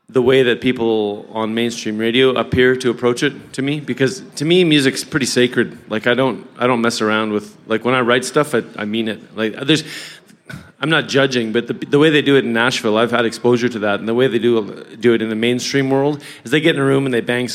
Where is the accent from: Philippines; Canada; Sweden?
Canada; Southern Alberta; Southern Alberta